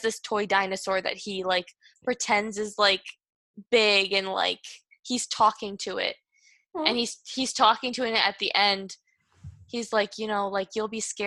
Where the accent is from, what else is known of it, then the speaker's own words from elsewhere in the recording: Michigan, United States; I'm from Michigan, the Midwest